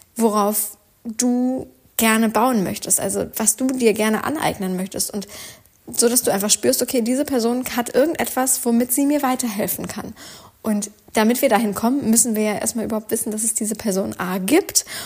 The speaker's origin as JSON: {"language": "German", "region": "Northern Germany", "country": "Germany", "said": "wie man hier bei uns im Norden sagt"}